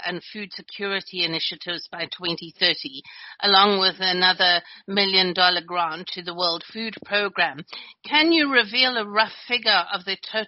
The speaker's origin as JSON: {"language": "English", "country": "South Africa", "said": "as a South African"}